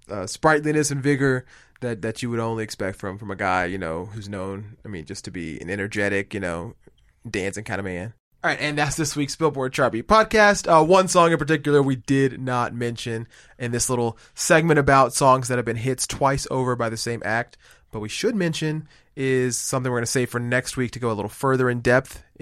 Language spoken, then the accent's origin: English; Boston, Massachusetts, United States; a little Boston theme here in my hometown.